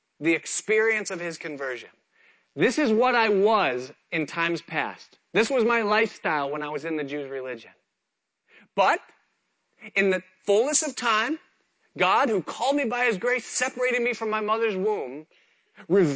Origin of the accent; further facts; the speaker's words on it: United States; I'm an American